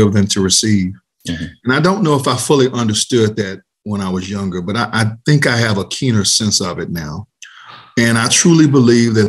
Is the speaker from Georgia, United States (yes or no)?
yes; Atlanta, Georgia, United States; I was born in Atlanta, Georgia, a native of Atlanta